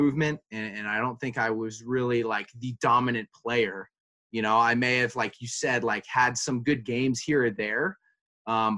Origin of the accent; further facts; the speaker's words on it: California, United States; moved away; I'm from California